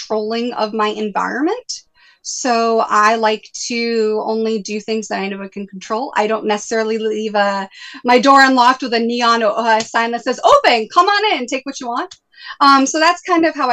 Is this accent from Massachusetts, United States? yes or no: yes; New Bedford, Massachusetts, United States; Where I grew up in New Bedford